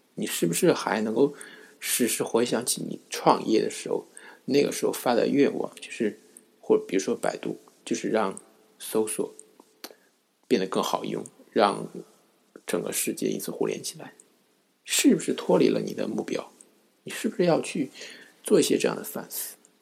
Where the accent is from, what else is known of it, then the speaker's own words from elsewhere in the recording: China; 也就是我们中国人经常用的手机浏览器